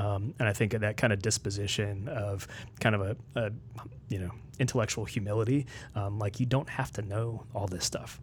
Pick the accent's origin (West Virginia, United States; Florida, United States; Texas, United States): West Virginia, United States; Morgantown; moved away as an adult; also born or lived in Nashville, Tennessee / Washington, D.C. / Maryland; now in Lebanon, Tennessee, United States; I grew up in West Virginia. Um, my family's mostly from Maryland. Uh, my formative years were in Morgantown, West Virginia